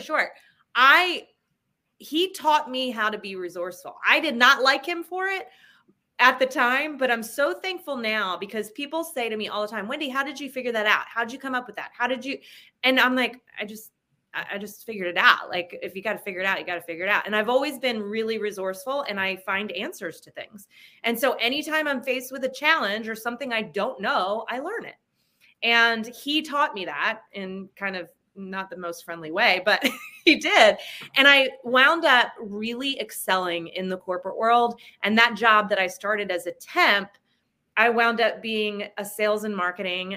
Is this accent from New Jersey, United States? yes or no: yes; New Jersey, United States; I grew up in New Jersey